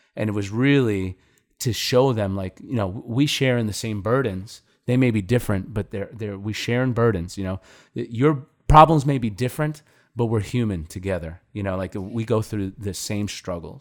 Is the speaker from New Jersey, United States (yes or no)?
no; New York, United States; we're from New York